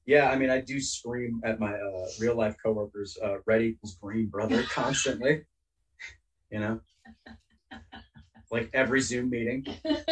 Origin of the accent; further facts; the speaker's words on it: Bay Area, California, United States; I grew up in the Bay Area in California.